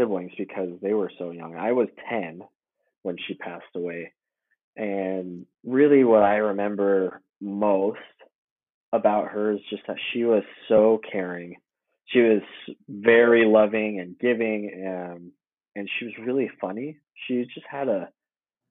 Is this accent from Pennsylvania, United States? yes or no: no; Utah, United States; also born or lived in Chicago, Illinois / American Fork, Utah / Salt Lake City, Utah; We moved to Chicago from Utah, I think it was like 96, 97